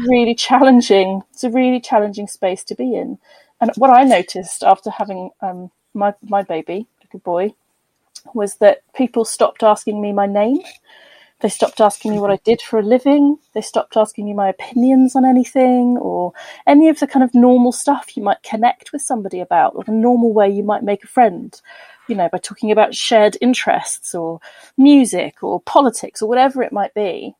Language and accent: English; Bristol, South West England, United Kingdom; moved away as an adult; I was born and bred in Bristol, um, so I am a West Country girl at heart